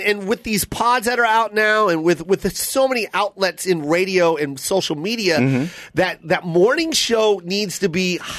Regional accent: Las Vegas, Nevada, United States; now in Los Angeles, United States; I'm from Vegas.

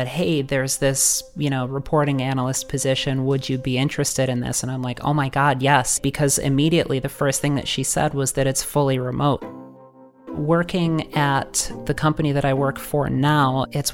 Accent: Rochester, New York, United States; I'm from Rochester, New York

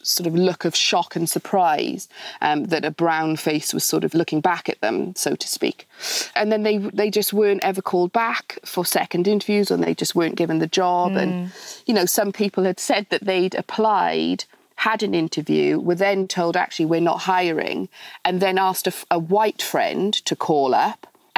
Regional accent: Wales, United Kingdom; moved away as an adult; now in London, United Kingdom; Yes, I am Welsh, although I've been in London for the last sort of 16, 17 years since I've met my husband.

